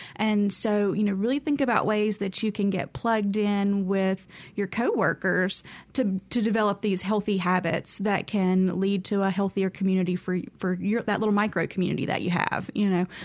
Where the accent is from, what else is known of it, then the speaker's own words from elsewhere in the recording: Carrollton, Mississippi, United States; I grew up in Carrollton, Mississippi, so, you know, right on the outskirts of the Delta, and lived in the middle of nowhere